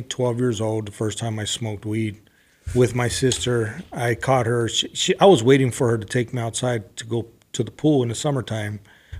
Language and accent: English; Los Angeles, California, United States; But I grew up in L.A. I was in L.A., San Gabriel Valley, Riverside, San Bernardino County. So I moved around a lot